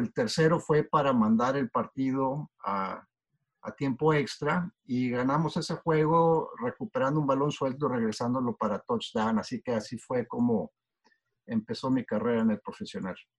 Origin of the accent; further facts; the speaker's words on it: Torreón, Coahuila, Mexico; moved away as an adult; also born or lived in Shelton, Washington; now in United States; yo eh, crecí en Torreón, como mencionaste, y en realidad yo nunca jugué o vi un partido de fútbol americano eh, durante los 18 años que, viví ahí